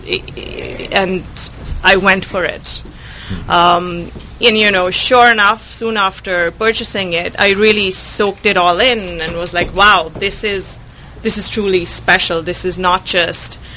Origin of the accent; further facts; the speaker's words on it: India; now in Sebastopol, United States; I was born and brought up in India